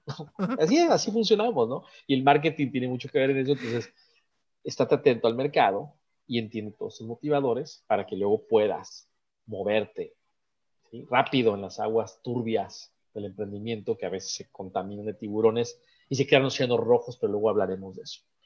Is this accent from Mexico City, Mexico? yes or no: no; Guadalajara, Jalisco, Mexico; moved away; Guadalajara, Jalisco, que es mi tierra